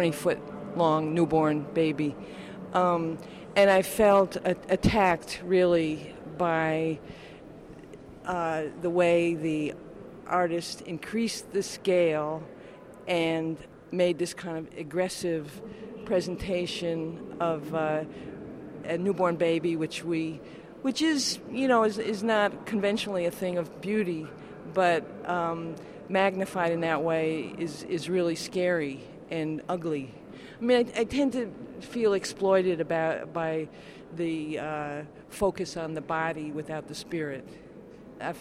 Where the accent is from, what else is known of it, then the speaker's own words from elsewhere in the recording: Austin, Texas, United States; moved away; also born or lived in Brooklyn, New York; I'm from Austin, Texas, but I lived in Brooklyn for 12 years, and I'm homesick.